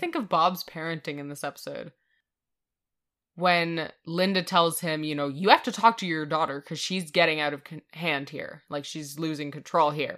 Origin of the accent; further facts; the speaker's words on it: Canada; we're Canadian.